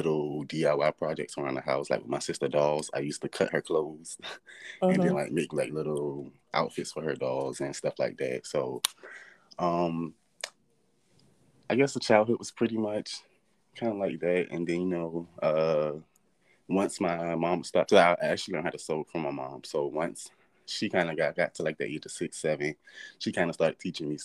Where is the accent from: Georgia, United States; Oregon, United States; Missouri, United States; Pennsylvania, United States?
Georgia, United States; Savannah; I'm from Savannah, Georgia. Born and raised.